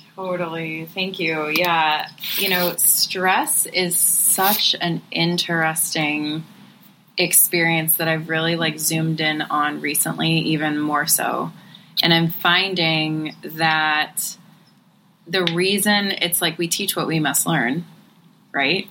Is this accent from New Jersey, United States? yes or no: no; Cleveland, Ohio, United States; now in Southern California, United States; I grew up in the Midwest. I grew up in Cleveland, Ohio